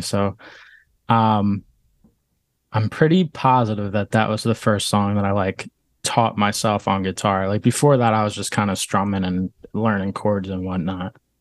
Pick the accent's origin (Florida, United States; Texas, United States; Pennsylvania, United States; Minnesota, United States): Pennsylvania, United States; Langhorne; moved away as an adult; also born or lived in West Chester, Pennsylvania; now in Philadelphia, United States; I'm from Bucks County, uh, Langhorne area. Um, I grew up there, went to Neshaminy High School